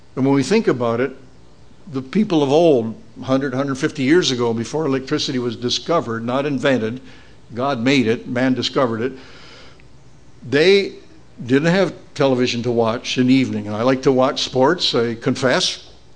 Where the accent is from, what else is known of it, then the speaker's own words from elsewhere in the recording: Beamsville, Ontario, Canada; my hometown of Beamsville